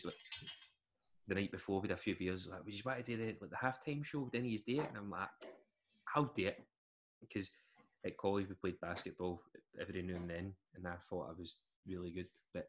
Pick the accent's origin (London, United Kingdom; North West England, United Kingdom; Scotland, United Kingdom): Scotland, United Kingdom; where are you from? Like Scotland.